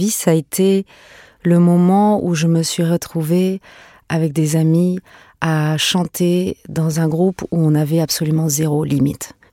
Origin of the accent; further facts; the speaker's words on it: Paris, Île-de-France, France; born there; also born or lived in Venezuela; Moi, je suis née à Paris, mais j'avais à peine quelques mois quand on est parti au Venezuela. Et euh, j'ai fait mes premiers pas là-bas. On est rentré en France et on est reparti au Venezuela et rentré, reparti.